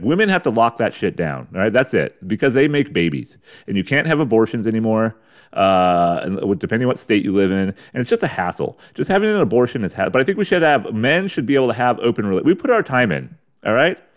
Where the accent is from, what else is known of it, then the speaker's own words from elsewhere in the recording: United States; a white American male